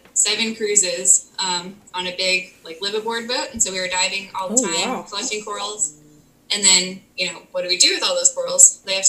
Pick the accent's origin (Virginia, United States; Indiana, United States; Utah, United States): Virginia, United States; moved away as an adult; also born or lived in St. Thomas; now in Florida Keys, United States; So I grew up in Virginia.